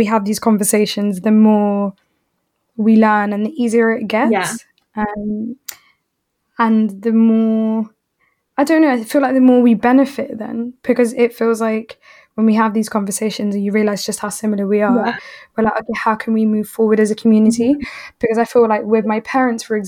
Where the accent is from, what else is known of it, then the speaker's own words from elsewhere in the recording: London, United Kingdom; having both grown up in South London